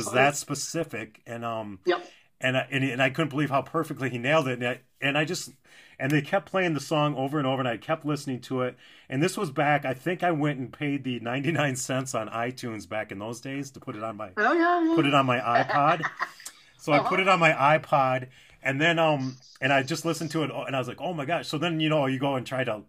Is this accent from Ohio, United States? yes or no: no; St. Paul, Minnesota, United States; I'm from St. Paul